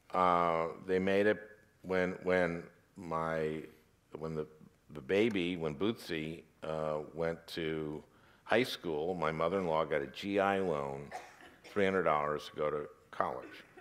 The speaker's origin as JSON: {"language": "English", "town": "St. Louis Park", "region": "Minnesota", "country": "United States", "tie": "born or raised there", "said": "I grew up in Minnesota, in Saint Louis Park, Minnesota"}